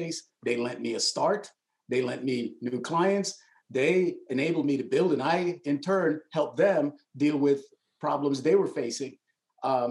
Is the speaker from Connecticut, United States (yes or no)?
yes; Hartford, Connecticut, United States; also born or lived in New York; I grew up in New York and Connecticut